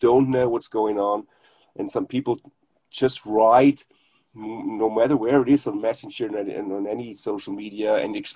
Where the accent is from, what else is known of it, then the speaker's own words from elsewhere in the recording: Germany; first language German; English is a second language; it's not my native language, English